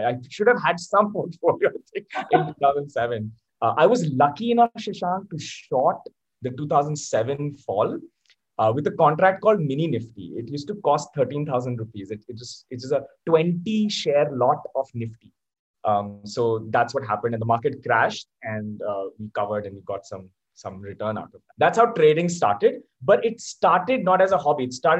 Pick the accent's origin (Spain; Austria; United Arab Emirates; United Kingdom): United Arab Emirates; Abu Dhabi; born there; also born or lived in Singapore / Malaysia / Delhi, India; I was born in Abu Dhabi, moved to Africa, Singapore, Malaysia, and then we came to India, Chanakyapuri, Delhi.